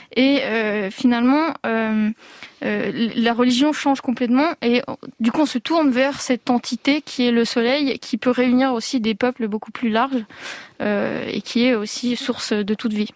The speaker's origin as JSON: {"language": "French", "region": "Provence-Alpes-Côte d'Azur", "country": "France", "tie": "born or raised there", "said": "je suis née en Provence"}